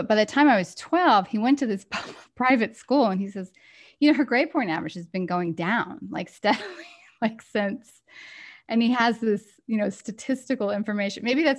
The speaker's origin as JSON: {"language": "English", "town": "Galveston", "region": "Texas", "country": "United States", "tie": "born or raised there", "said": "Is that I grew up on an island in Texas. I grew up in Galveston Island."}